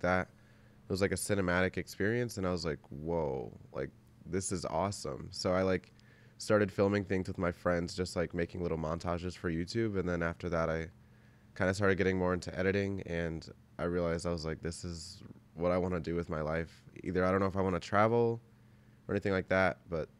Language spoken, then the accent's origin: English; Belleville, Illinois, United States; Yeah, like I grew up in Belleville, so like it's just a really small town suburb. I live next to St. Louis, I guess